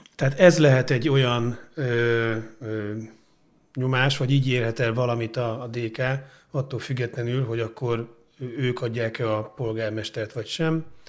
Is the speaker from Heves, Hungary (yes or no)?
no; Budapest, Hungary; Én óbudai vagyok